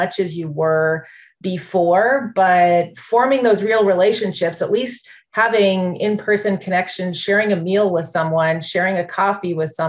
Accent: Canada; moved away as an adult; now in United States; I'm from Canada originally.

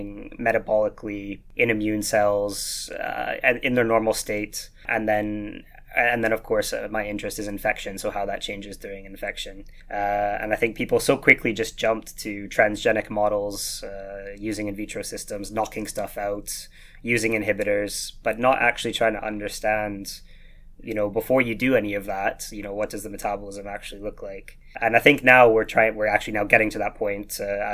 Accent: Vancouver, British Columbia, Canada; accent: slight Scottish twang; moved away as an adult; also born or lived in Glasgow, United Kingdom; now in Leiden, Netherlands; I was born and raised in Vancouver

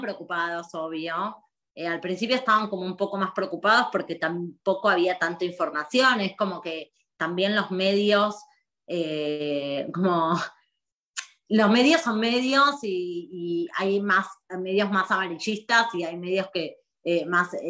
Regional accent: Argentina; moved away as an adult; also born or lived in Buenos Aires; now in Israel; como argentinos viviendo acá

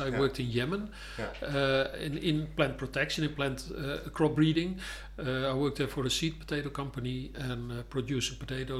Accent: Amsterdam, North Holland, Netherlands; also born or lived in Hilversum; No, I was born in Amsterdam.

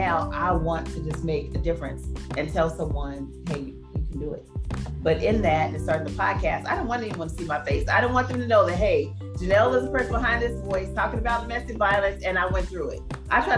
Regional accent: Phoenix, Arizona, United States; growing up in Phoenix, Arizona

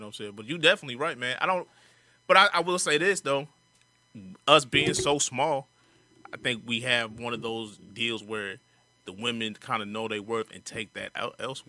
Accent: St. Louis, Missouri, United States; People think St. Louis is Midwestern. For me, I feel like we Mid-South.

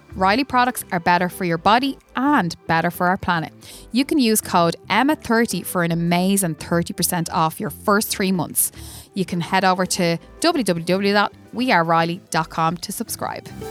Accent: Dublin, Leinster, Ireland; I'm from Cabra as well

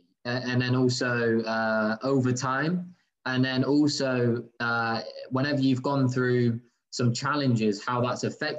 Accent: England, United Kingdom; moved away; when I was growing up in England

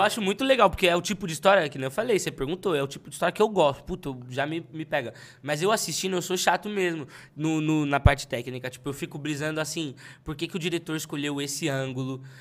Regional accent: São Paulo, Brazil; eu sou de Pirituba.

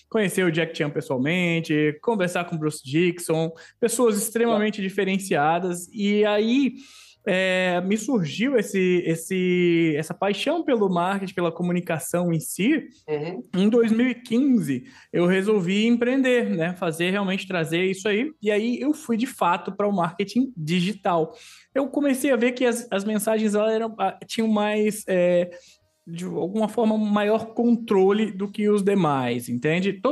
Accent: Maceió, Alagoas, Brazil; born there; Sou nascido em Maceió, Lagoas, Terra das Águas, lugar lindo.

